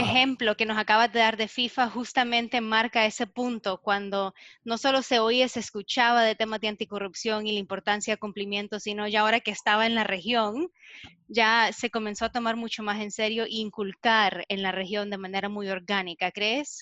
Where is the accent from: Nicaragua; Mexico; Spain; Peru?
Nicaragua; now in United States; yo soy de Latinoamérica, soy de Nicaragua